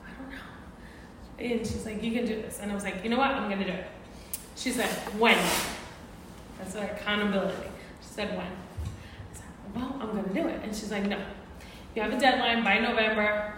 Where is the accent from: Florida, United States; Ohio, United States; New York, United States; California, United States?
New York, United States; New York City; moved away as an adult; now in Phoenix, United States; I am actually a native New Yorker, so I'm from Brooklyn, and I currently live in Phoenix. I've been there for about 20 years